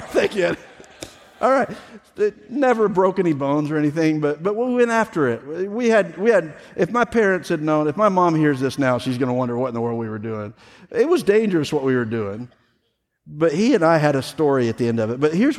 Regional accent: the South, United States; I grew up in the South. I have grandparents that lived in Mississippi

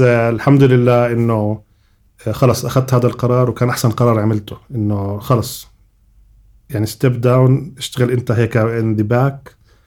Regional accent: Jordan; moved away as an adult; also born or lived in United States; عندنا بالاردن

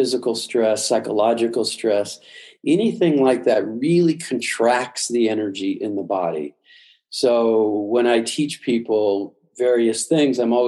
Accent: Midwest, United States; I was brought up in the Midwest, meat and potatoes.

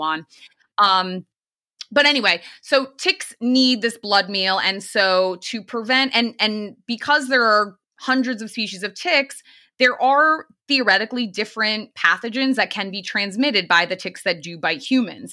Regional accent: Eastern Connecticut, United States; I grew up in Eastern Connecticut, um, very close to the town of Lyme, Connecticut

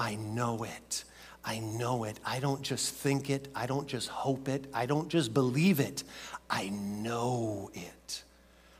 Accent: Minnesota, United States; I grew up in Minnesota

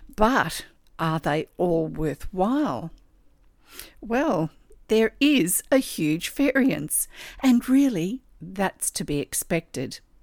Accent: Australia

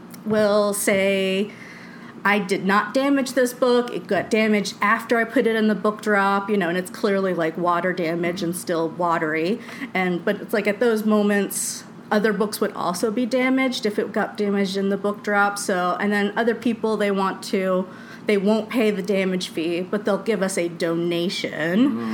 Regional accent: Florida, United States; also born or lived in Charleston; You know, growing up in Florida is very suburban sprawl like stuff, right? So I didn't really have like a sense of community. And living in Charleston, it was also really sprawled out.

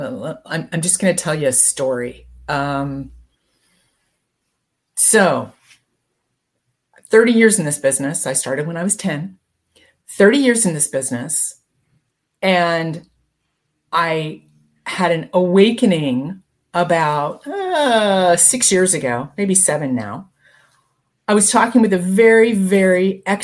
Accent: Denver, Colorado, United States; moved away as an adult; also born or lived in Santa Barbara / Newport Beach; I grew up in Denver

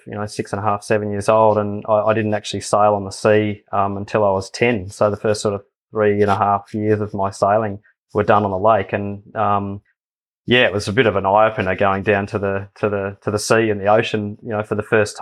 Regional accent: Bendigo, Victoria, Australia; growing up in Bendigo

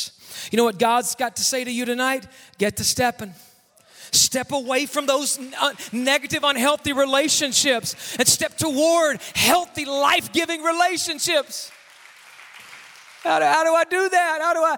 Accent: Mississippi, United States; I grew up in the deep, dirty South. I grew up in Mississippi. I call it the deep, dirty South.

